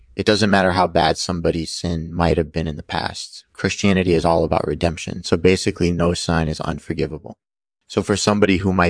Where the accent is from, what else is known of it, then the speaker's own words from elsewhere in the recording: California, United States; I'm from Southern California and I'm a comedian.